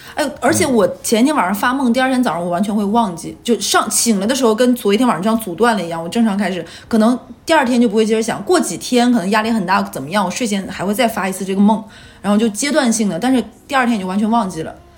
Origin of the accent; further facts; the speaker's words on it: Northeast China, China; moved away as an adult; 因为东北没有这玩意儿，那个时候老家也没有便利店